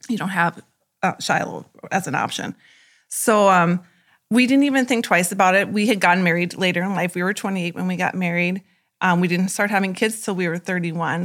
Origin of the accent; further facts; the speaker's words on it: Turtle Lake, North Dakota, United States; I'm from Turtle Lake